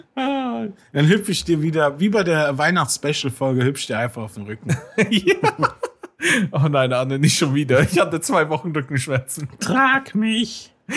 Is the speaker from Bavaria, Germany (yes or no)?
yes; Munich, Bavaria, Germany; als Münchner